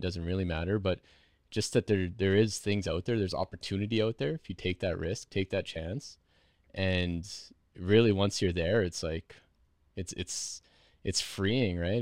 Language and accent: English; Meadow Lake, Saskatchewan, Canada; I'm from Meadow Lake